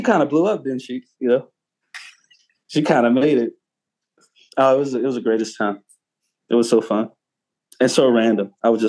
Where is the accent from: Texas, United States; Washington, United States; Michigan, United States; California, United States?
Texas, United States; Houston; I was like, cool, I'm from Houston.